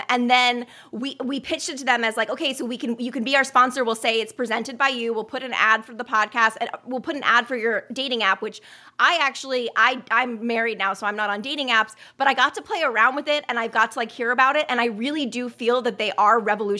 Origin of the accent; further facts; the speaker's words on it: New York City, New York, United States; born there; I love New York. I was born in New York City.